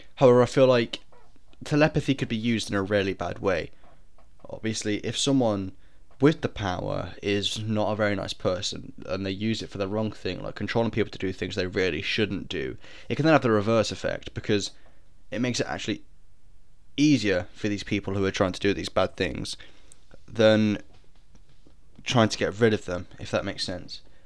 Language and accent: English; United Kingdom; I'm British